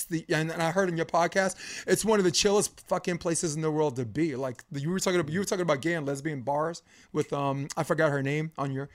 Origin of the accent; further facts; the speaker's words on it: New York City, New York, United States; Just because I'm from Flatbush Avenue, Brooklyn, and he's from Bed-Stuy.